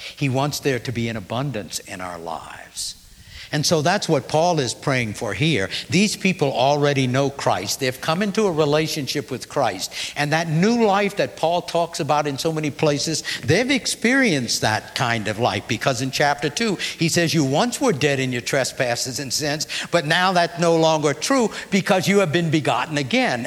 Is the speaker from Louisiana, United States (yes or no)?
yes; New Orleans, Louisiana, United States; moved away; also born or lived in Kentucky / Terre Haute, Indiana; growing up in New Orleans, we didn't have mountains